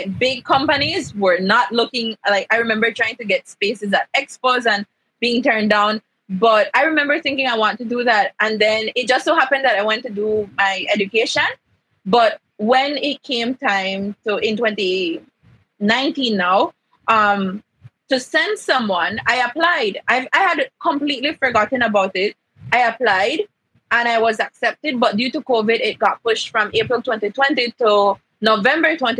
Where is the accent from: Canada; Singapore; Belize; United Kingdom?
Belize; Central Farm, Cayo District; I come from Central Farm